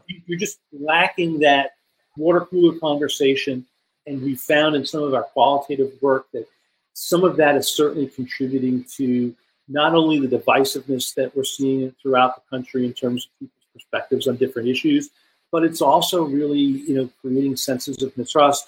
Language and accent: English; New York, United States; I'm from New York